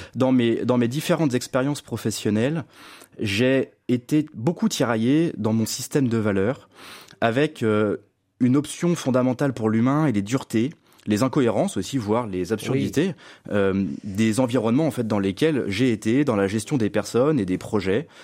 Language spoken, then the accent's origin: French; Lyon, Auvergne-Rhône-Alpes, France; je suis né à Lyon, je suis le dernier d'une fratrie de six enfants.